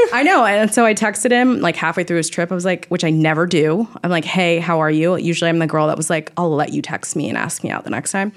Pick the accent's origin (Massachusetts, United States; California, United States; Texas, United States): California, United States; Orange County, near Newport Beach; I'm originally from Orange County, like, near Newport Beach area.